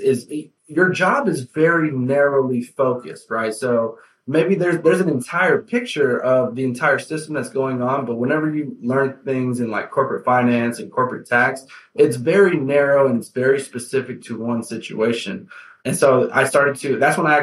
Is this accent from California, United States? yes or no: no; Houston, Texas, United States; I am from Houston, Texas